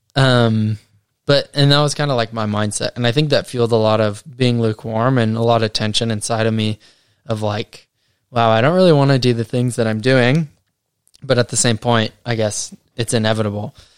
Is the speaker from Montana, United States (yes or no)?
no; Colorado, United States; moved away as an adult; now in New Zealand; I am from America. Uh, yep, grew up in Colorado, and have lived out in New Zealand for the last five years.